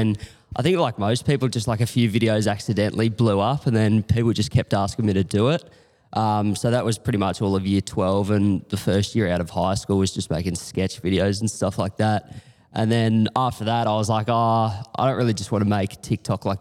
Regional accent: Corowa, New South Wales, Australia; moved away as an adult; now in Melbourne, Australia; I grew up in Corowa, just like near Albury Wodonga sort of area, just a small town on the river

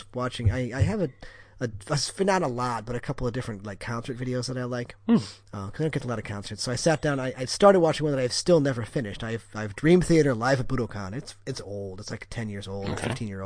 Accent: Wisconsin, United States; I'm from Wisconsin.

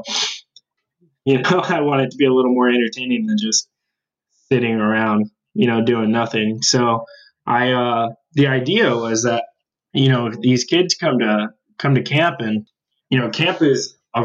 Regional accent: Tucson, Arizona, United States; now in Tempe, United States; I'm from Tucson and I'm still a Wildcat at heart.

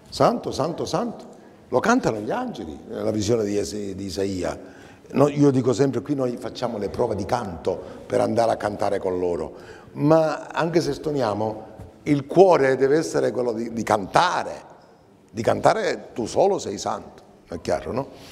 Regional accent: Sicily, Italy; noi, al solito nostro siciliano, io siciliano

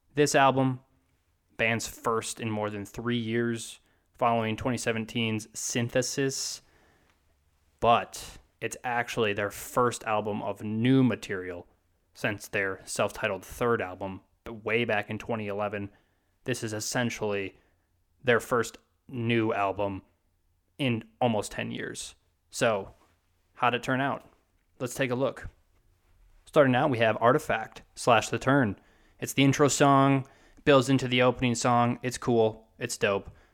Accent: Wisconsin, United States; I'm from Wisconsin

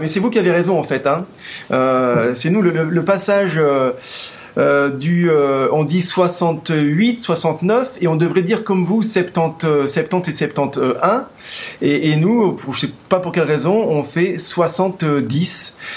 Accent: France; chez nous en France

